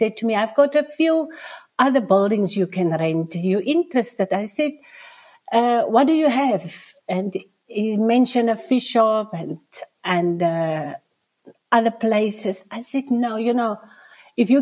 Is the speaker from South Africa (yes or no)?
yes; Nababeep, Northern Cape, South Africa; also born or lived in Springbok; I'm from the Northern Cape in the Namakwa district. So we are based in Springbok, the capital town here around. So my birth town is just around the corner, around about 17 kilometers from here. It's Nababib, the Maokeep copper mine town. So I was born there